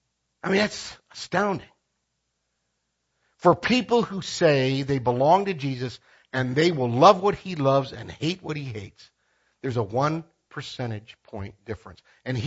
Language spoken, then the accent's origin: English; Philippines; I want to be very careful here because this is my home country. When I speak about this in the Philippines, it's not a big problem because divorce is illegal in the Philippines.